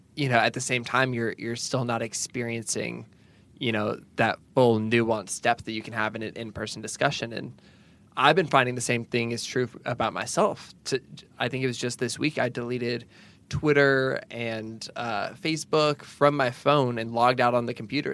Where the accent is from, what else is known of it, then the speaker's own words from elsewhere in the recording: Pacific Northwest, United States; now in the South, United States; growing up in the Pacific Northwest